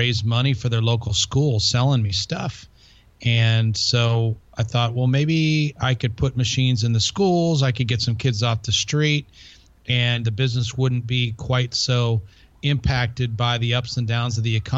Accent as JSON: {"language": "English", "town": "Chicago", "region": "Illinois", "country": "United States", "tie": "born or raised there", "also_born_or_lived": "Colorado Springs", "moved": "as an adult", "said": "I'm from the Chicago area originally"}